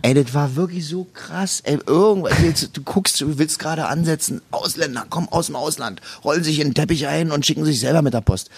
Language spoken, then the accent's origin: German; East Germany, Germany; ich komme aus dem Osten